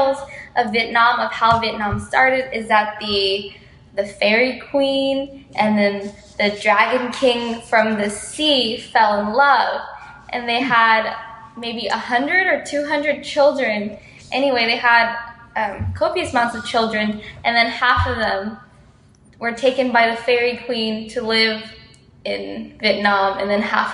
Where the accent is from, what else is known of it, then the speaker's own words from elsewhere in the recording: Houston, Texas, United States; moved away; I was from Texas and Houston